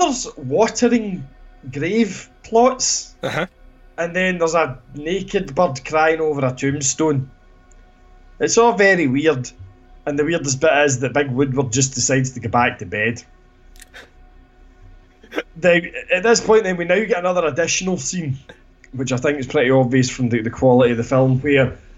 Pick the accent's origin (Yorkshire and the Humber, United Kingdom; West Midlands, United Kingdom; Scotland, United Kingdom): Scotland, United Kingdom; he used to wind me up about being Scottish